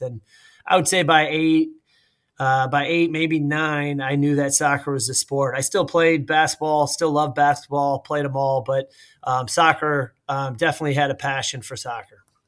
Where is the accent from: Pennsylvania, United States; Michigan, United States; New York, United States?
Michigan, United States; Warren; moved away as an adult; now in Columbus, United States; growing up in Warren, my uh, my neighbor across the street played soccer